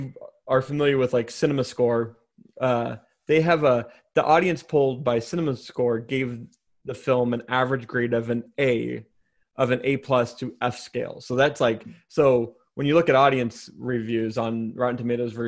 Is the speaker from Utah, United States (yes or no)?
no; Spokane, Washington, United States; also born or lived in Chicago; my hometown of Spokane